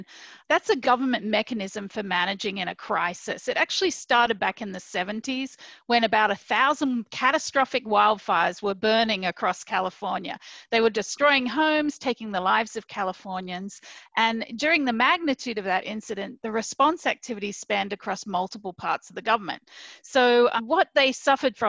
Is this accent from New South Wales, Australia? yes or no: yes; Hunter Valley, New South Wales, Australia; moved away as an adult; also born or lived in Minneapolis, United States; now in United States; I'm actually from Australia. I grew up in an area called the Hunter Valley, which is around 2 hours north of Sydney in New South Wales